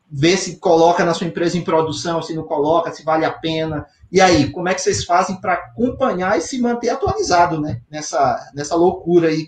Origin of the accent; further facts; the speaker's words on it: Maranhão, Brazil; Engarrachou, como fala o maranhense. Eu sou maranhense.